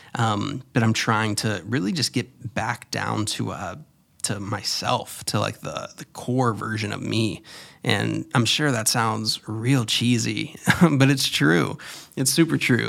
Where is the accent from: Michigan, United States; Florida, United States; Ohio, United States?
Florida, United States; moved away; also born or lived in New York City; I was born in Florida and raised there and then lived in New York.